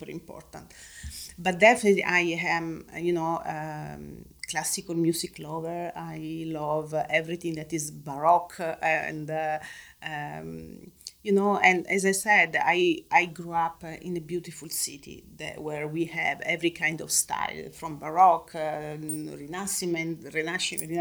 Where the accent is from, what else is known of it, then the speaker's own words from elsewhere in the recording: Rome, Lazio, Italy; now in Los Angeles, United States; I grew up in Rome. So Rome is an open museum. So I grew up seeing beauty every day.